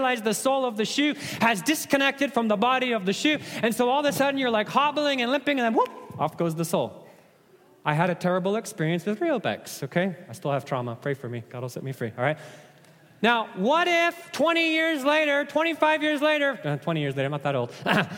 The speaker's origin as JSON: {"language": "English", "region": "Nairobi", "country": "Kenya", "tie": "born or raised there", "said": "Let me illustrate with a story from growing up in Africa, right? Those of you that watch track and field running, you know that Kenyans love to run, right? I was born in Nairobi, Kenya."}